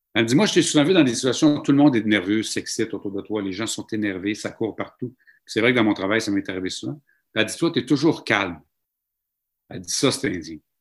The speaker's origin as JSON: {"language": "French", "town": "Mashteuiatsh", "region": "Quebec", "country": "Canada", "also_born_or_lived": "Saskatchewan", "said": "chez nous, à Machouillache, dans ma famille"}